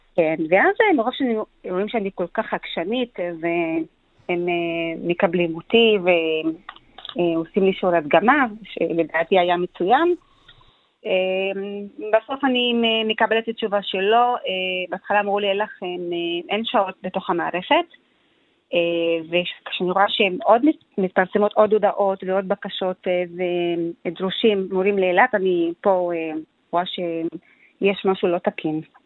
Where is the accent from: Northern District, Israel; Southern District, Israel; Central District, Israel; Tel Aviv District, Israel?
Central District, Israel; Ramla; moved away as an adult; now in Eilat, Israel; ילידת רמלה, השכנים שלי היו יהודים